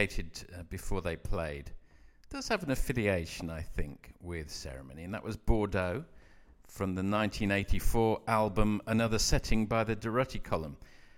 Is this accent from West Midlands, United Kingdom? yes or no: yes; Coventry, West Midlands, United Kingdom; I'm in fact from Coventry